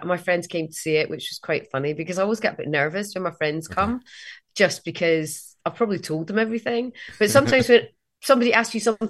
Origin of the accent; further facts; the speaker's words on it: Edinburgh, Scotland, United Kingdom; moved away; I'm from Edinburgh.